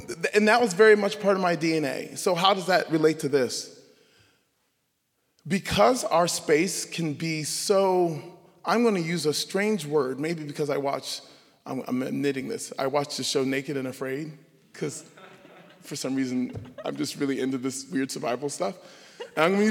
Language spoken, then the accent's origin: English; Savannah, Georgia, United States; I grew up in Savannah, Georgia. Savannah, Georgia is home